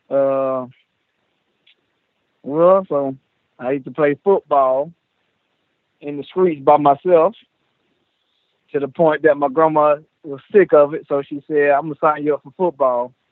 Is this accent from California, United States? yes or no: no; Lakeland, Florida, United States; Uh, well, first of all, it didn't start good for me because my mom was in prison she had me in prison.